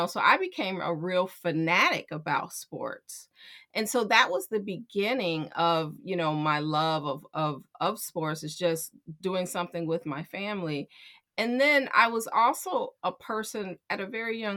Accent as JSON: {"language": "English", "town": "Chicago", "region": "Illinois", "country": "United States", "tie": "born or raised there", "said": "I'm born and raised in Chicago"}